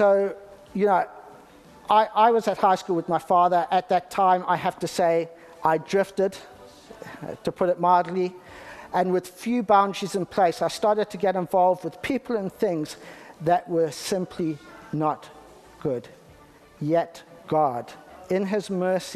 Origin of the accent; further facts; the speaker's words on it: Harare, Zimbabwe; now in United Kingdom; I was born in the UK, but I grew up in Zimbabwe